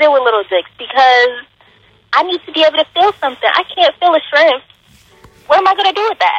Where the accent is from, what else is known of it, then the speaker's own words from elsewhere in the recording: New York, United States; I'm from New York.